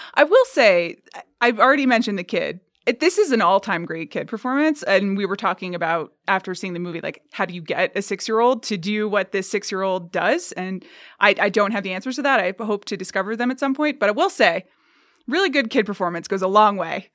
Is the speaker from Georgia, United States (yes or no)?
yes; Atlanta, Georgia, United States; moved away; I grew up in Atlanta, Georgia